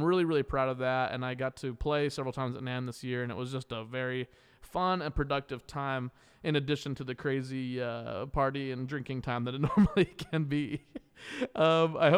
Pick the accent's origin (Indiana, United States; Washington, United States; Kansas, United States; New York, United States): Kansas, United States; I'm from Kansas, making me a Jayhawker